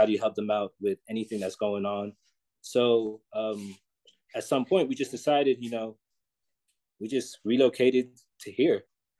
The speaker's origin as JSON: {"language": "English", "region": "London", "country": "United Kingdom", "also_born_or_lived": "Texas", "said": "Oh, we're from London."}